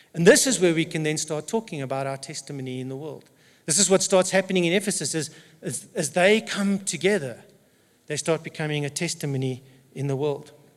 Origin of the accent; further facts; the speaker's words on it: South Africa; first language English; I'm an English speaking South African who happens to be white